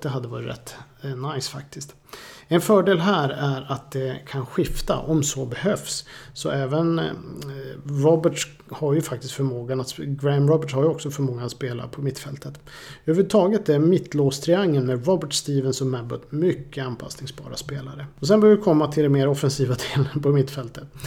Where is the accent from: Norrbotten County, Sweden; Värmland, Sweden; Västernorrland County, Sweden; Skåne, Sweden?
Norrbotten County, Sweden; Boden; moved away; Jag växte upp i Boden en gång för länge sedan.